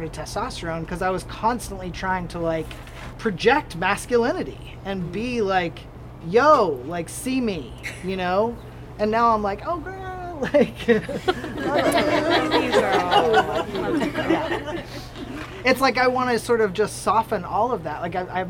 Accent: Hixson, Tennessee, United States; now in Tucson, United States; I grew up in Tennessee in the southeast corner in a place called Hickson

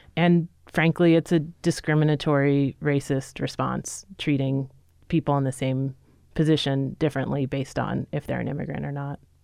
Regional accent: New York City, New York, United States; moved away; I'm originally a New Yorker, grew up, you know, knowing that I was in a city

